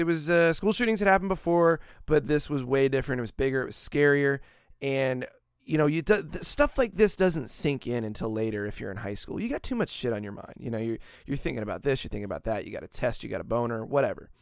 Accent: Daytona Beach, Florida, United States; also born or lived in Van Buren, Maine; I was born in Daytona Beach, Florida, Halifax Hospital

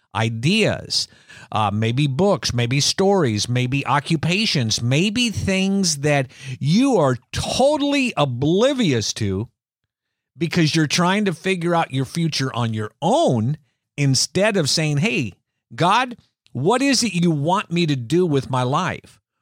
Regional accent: Iowa, United States; as children growing up in Iowa

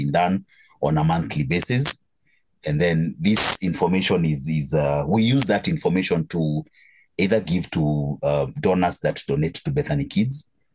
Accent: Kiambu, Kiambu County, Kenya; now in Kijabe, Kenya; I am from Kenya. But right now I live in Kijabe. I come from a small town called Kiambu. Okay. That's where I call home

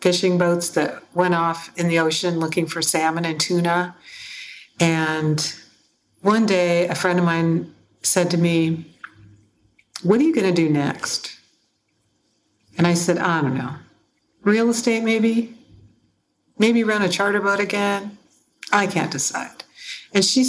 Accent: Seattle, Washington, United States; I grew up in Seattle

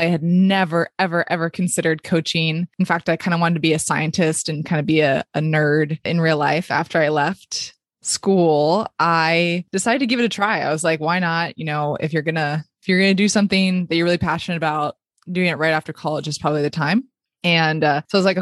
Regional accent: Palo Alto, California, United States; moved away as an adult; it was in my hometown where my family still is. So I packed up my bags, came back to Palo Alto

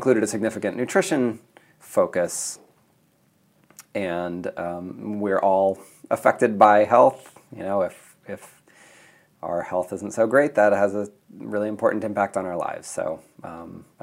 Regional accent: Mead, Nebraska, United States; moved away as an adult; also born or lived in California / East Africa; I'm originally from Nebraska. I grew up on a farm a few miles north of Meade, Nebraska.

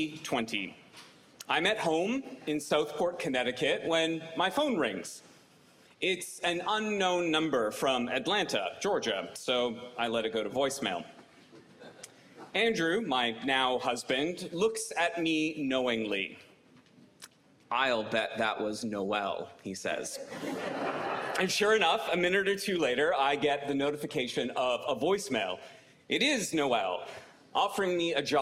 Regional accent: Canada; moved away as an adult; now in Virginia, United States; I'm Canadian

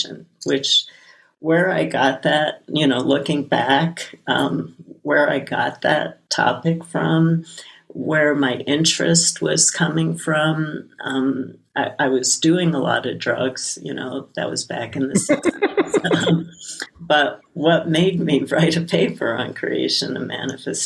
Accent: New York City, New York, United States; When I was a little kid growing up in Brooklyn

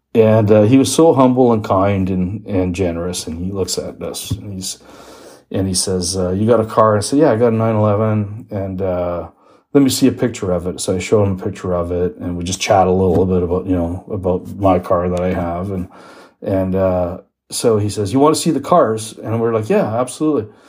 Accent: Toronto, Ontario, Canada; I'm from Toronto.

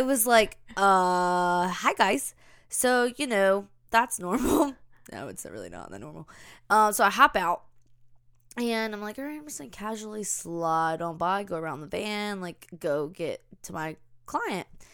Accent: the South, United States; accent: Southern; we're from the South

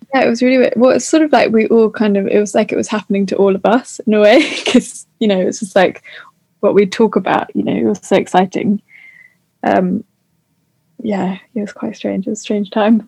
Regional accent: New Forest, South East England, United Kingdom; I've kind of just stayed at my at, like where I grew up in the New Forest.

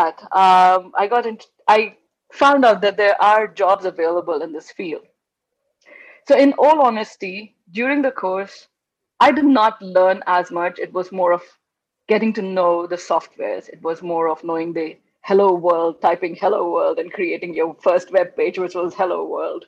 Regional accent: India; moved away as an adult; also born or lived in London, United Kingdom / Dubai, United Arab Emirates / Amsterdam, Netherlands; now in California, United States; I was born in India. Being an Indian, and growing up in an Indian family

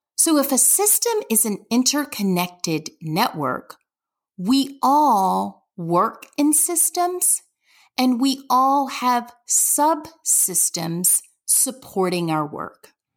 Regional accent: Deep South, United States; I'm from the Deep South

